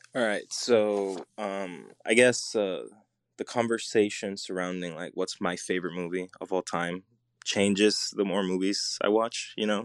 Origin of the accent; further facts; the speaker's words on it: Puerto Rico; I'm, I'm Puerto Rican. I grew up in Puerto Rico